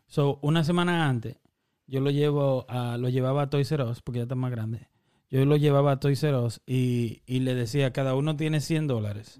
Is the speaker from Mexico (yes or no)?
no; Dominican Republic; moved away; nosotros que somos dominicanos